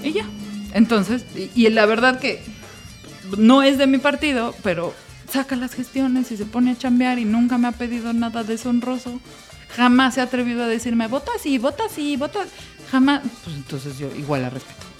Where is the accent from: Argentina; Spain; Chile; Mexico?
Mexico; Mexico City; usted es del DF yo soy del DF. Y nos sentimos mexicanos del DF.